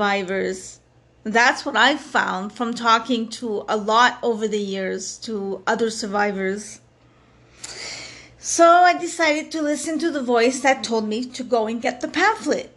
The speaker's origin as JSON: {"language": "English", "town": "Montreal", "region": "Quebec", "country": "Canada", "said": "I come from Montreal, Quebec, Canada. For those of you who don't know, that's where I'm from"}